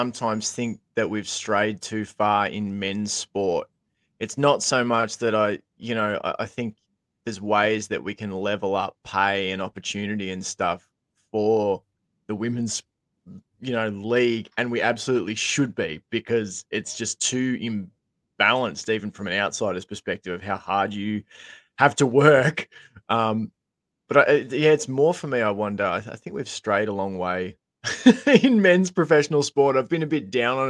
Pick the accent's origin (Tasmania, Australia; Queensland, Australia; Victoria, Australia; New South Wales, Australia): Victoria, Australia; Geelong; I remember growing up in Geelong